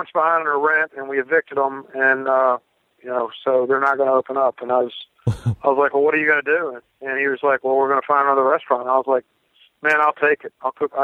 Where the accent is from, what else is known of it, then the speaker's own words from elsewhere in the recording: Northeast Mississippi, United States; also born or lived in West Tennessee; we're from Northeast Mississippi